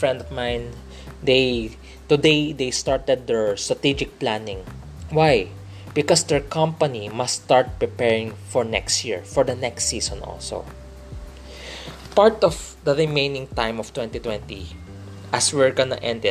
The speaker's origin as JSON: {"language": "English", "country": "Philippines", "said": "fellow Filipino"}